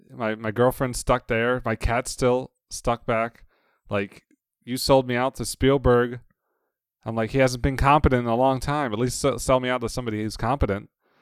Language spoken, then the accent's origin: English; Cleveland, Ohio, United States; born there; I was born in Cleveland, Ohio.